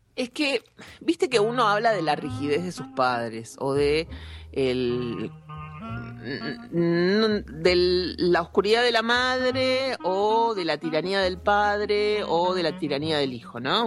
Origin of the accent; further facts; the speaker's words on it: Argentina; somos argentinos